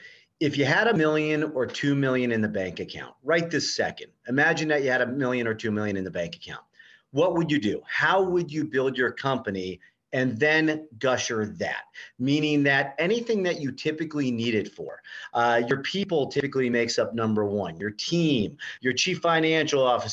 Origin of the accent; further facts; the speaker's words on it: Fairborn, Ohio, United States; I grew up in Fairborn, Ohio, Dayton, Ohio